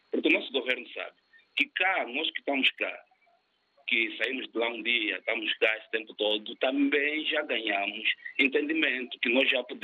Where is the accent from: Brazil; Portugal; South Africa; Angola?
Angola; moved away